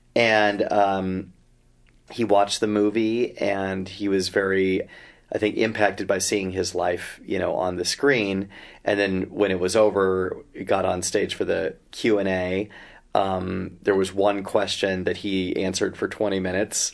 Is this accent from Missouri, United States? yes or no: no; Idaho, United States; now in Bay Area, United States; I grew up in Idaho